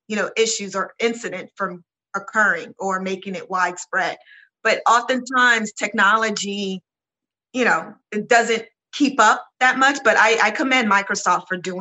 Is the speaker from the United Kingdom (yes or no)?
no; Nigeria; I'm Nigerian